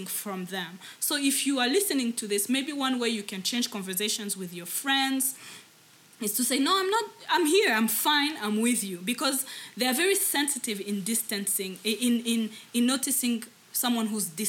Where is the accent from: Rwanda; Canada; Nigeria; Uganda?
Rwanda; English is a second language; as Rwandans